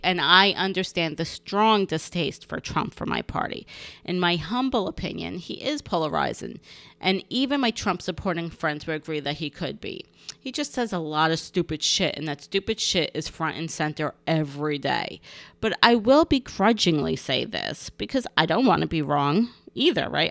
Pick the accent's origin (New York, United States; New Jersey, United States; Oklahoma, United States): New Jersey, United States; North Bergen; my hometown of North Bergen, New Jersey, and school where I grew up was wonderful.